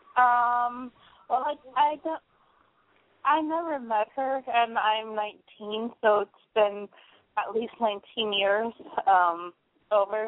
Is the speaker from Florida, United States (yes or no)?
yes; Hollywood, Florida, United States; now in Kansas, United States; I was born in Hollywood, Florida